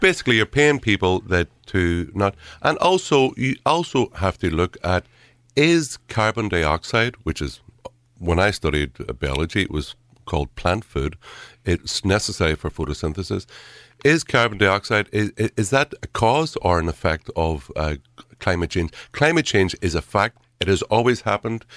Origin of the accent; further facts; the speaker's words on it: Derry, Northern Ireland, United Kingdom; when I was a kid growing up in Derry